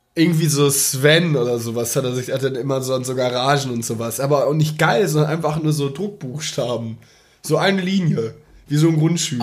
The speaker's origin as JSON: {"language": "German", "area": "Ruhr area", "region": "North Rhine-Westphalia", "country": "Germany", "accent": "Pott", "said": "Ich kann, ich kann nur Pott. Ich komme aus dem Pott."}